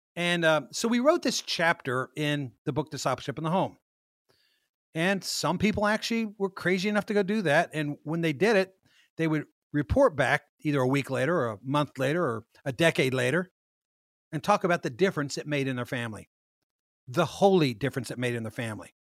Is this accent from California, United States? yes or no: no; Kansas, United States; moved away; my old hometown of Kansas